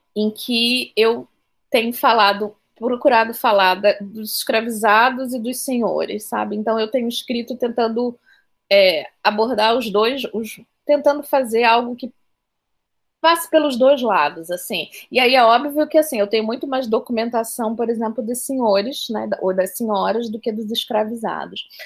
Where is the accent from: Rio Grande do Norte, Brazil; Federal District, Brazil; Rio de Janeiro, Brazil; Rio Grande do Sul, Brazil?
Rio de Janeiro, Brazil; moved away as an adult; now in Salvador, Brazil; Eu sou do Rio de Janeiro, mas a minha família é baiana e eu vim morar aqui na, em Salvador há mais ou menos 11 anos.